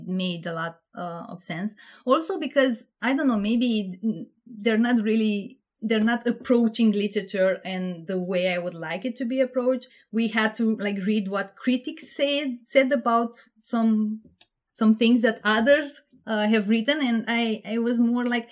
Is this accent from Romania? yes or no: yes; Panciu, Vrancea County, Romania; moved away as an adult; now in United Kingdom; I'm from Romania, and I grew up in this small town, which at that point in life I thought this is too small of an universe for me. But now I really love it. I feel like this is how you should live in a small town. It's called Panciu.